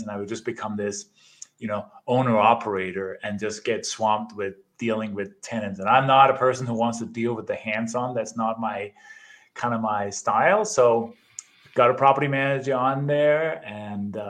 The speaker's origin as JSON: {"language": "English", "country": "Denmark", "moved": "as an adult", "lives_now": "United States", "said": "I immigrated from Denmark 27 years ago, I think it is, did the traditional, got my education, went to college"}